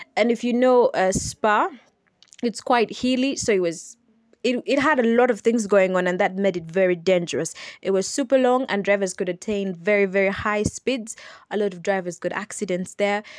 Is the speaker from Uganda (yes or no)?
yes; Kampala, Central Region, Uganda; I am from Uganda. I'm from Kampala, Uganda